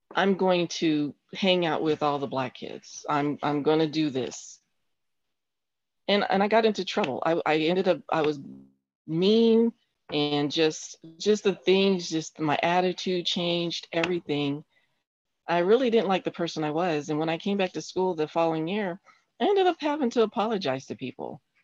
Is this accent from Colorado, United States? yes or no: yes; Colorado Springs, Colorado, United States; now in Huntsville, United States; I grew up in Colorado Springs, uh, Colorado